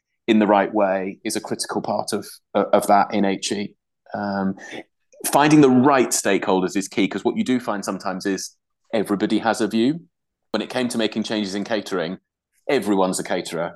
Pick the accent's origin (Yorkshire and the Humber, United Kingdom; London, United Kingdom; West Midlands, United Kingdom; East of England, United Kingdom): Yorkshire and the Humber, United Kingdom; moved away as an adult; also born or lived in Durham; now in Glasgow, United Kingdom; I'm from Durham originally, but I grew up in Yorkshire.